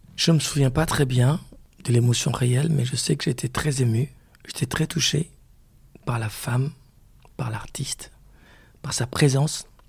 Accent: DR Congo; chez moi au Congo

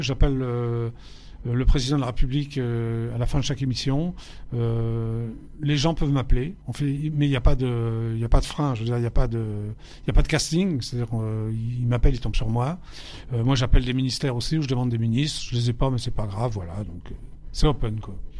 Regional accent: Paris, Île-de-France, France; j'ai grandi, je suis né à Paris, donc j'ai grandi à Paris 11e, avenue Parmentier.

